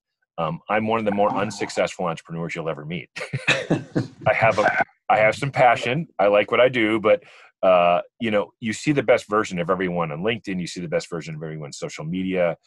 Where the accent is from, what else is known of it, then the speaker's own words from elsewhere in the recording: Wisconsin, United States; moved away as an adult; also born or lived in Charlottesville, Virginia / Ann Arbor, Michigan; we're from the Midwest. We're from, you know, Wisconsin